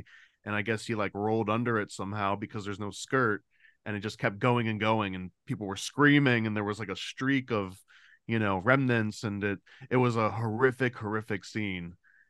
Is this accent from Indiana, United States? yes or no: no; Florida, United States; Same, Florida, same.